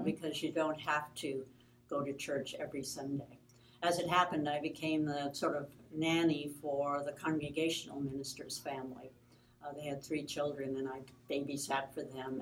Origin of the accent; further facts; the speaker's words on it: Flint, Michigan, United States; I was born in Flint, Michigan